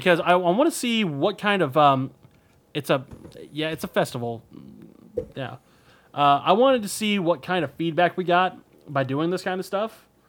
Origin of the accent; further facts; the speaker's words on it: Denver, Colorado, United States; born or raised there; moved away